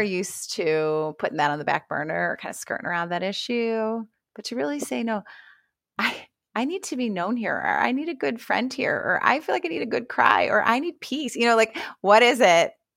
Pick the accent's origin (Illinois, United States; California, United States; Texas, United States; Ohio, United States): Ohio, United States; I'm from Ohio